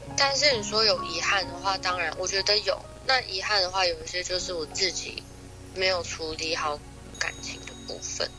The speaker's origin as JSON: {"language": "Chinese", "country": "Taiwan", "tie": "born or raised there", "moved": "yes", "lives_now": "United States", "said": "在美国生活之前，我也是在台湾长大的"}